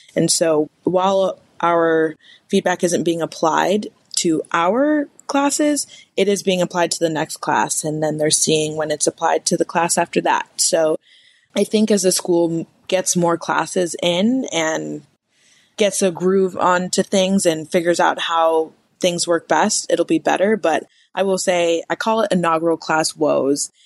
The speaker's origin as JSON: {"language": "English", "town": "Evanston", "region": "Illinois", "country": "United States", "tie": "born or raised there", "also_born_or_lived": "Ohio / Kentucky", "moved": "as an adult", "lives_now": "Arizona, United States", "said": "I'm originally from Evanston, Illinois, which is right outside of Chicago. Most people just say Chicago, Illinois grew up there"}